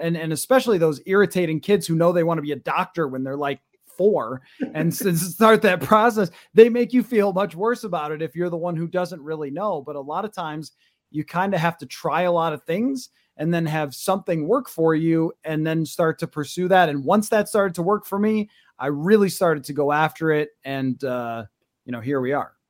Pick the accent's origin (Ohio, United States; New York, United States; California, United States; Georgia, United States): New York, United States; western; moved away as an adult; now in Minnesota, United States; I kinda grew up in a small town, maybe an hour outside of Rochester and Buffalo